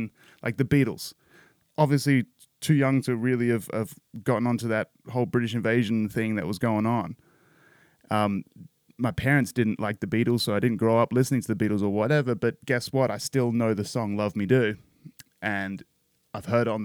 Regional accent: Perth, Western Australia, Australia; a late 80s, 90s kid sort of growing up in Perth, Australia

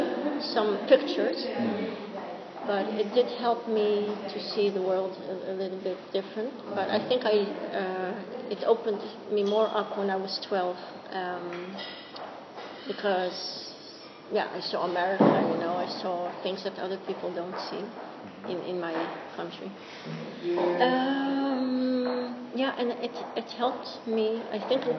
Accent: Jerusalem, Jerusalem District, Israel; moved away as an adult; also born or lived in England / Philadelphia; now in Netherlands; I grew up in, I was born in Jerusalem, I grew up there

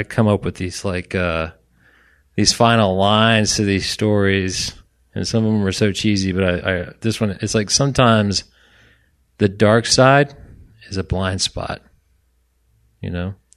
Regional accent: Orlando, Florida, United States; I was from Orlando

